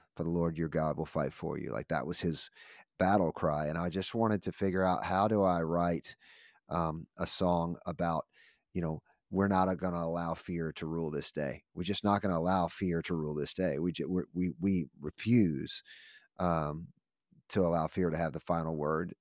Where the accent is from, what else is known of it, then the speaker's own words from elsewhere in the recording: United States; I'm grateful for this amazing country that we live in.